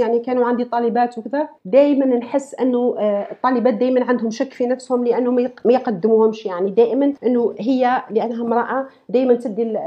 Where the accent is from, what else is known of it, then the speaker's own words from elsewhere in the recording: Algeria; moved away as an adult; لو قعدت في الجزائر